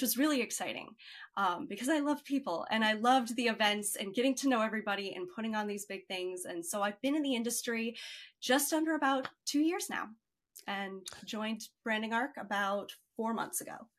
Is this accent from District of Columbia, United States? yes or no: no; Chicago, Illinois, United States; I grew up in Chicago